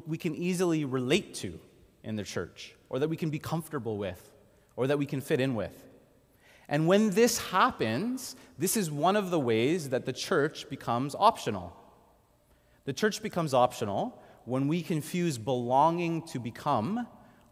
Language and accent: English; Montreal, Quebec, Canada; I grew up in Montreal going to a small Anglican church